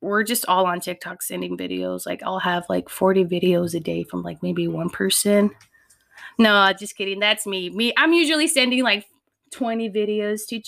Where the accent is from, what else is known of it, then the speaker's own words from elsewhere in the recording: Pomona, California, United States; my cousins and I grew up in Pomona, P-Town.